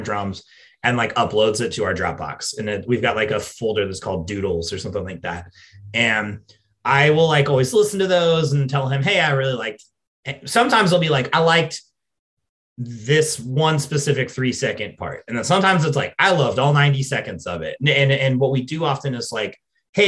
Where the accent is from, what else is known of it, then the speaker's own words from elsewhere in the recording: England, United Kingdom; an English person